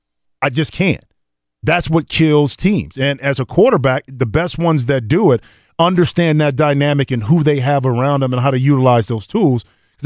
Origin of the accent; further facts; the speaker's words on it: Ohio, United States; and I'm from Ohio, and I'm, you know, some of the most loyal fans